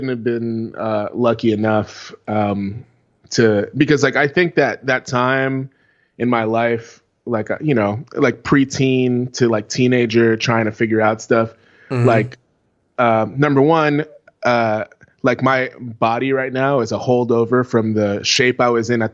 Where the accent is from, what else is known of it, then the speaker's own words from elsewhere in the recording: New York City, New York, United States; I grew up in New York City